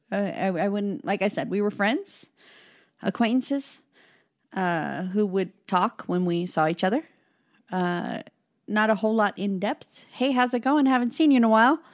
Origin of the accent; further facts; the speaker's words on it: Casper, Wyoming, United States; I was born and raised in Casper, Wyoming